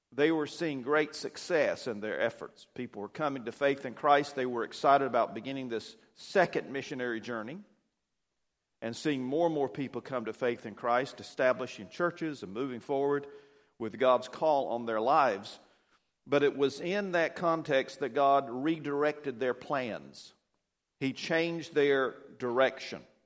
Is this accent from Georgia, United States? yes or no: yes; Douglas, Georgia, United States; I was born here in Douglas, and, uh, raised out between Douglas and Pearson on the county line out in the country, a little farm.